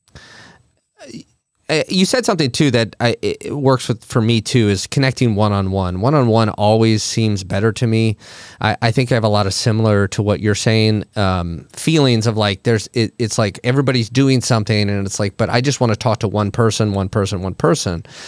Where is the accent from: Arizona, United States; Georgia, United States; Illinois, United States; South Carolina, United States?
Illinois, United States; Monticello; We're from the same hometown